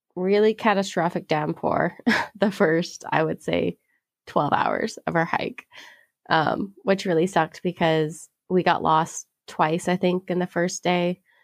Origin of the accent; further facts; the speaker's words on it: Pacific Northwest, United States; I'm from the Pacific Northwest